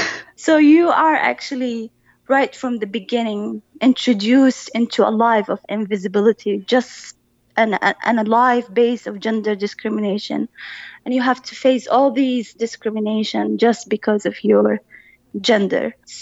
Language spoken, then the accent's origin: English; Saudi Arabia; As I grew up in Saudi Arabia, you know, I went to public schools from all the way from elementary, intermediate and high school.